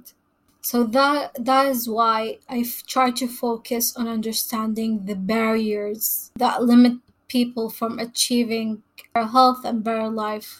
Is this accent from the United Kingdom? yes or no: no; Saudi Arabia; moved away as an adult; I was born and raised in Saudi Arabia, where I also got my bachelor degree in epidemiology.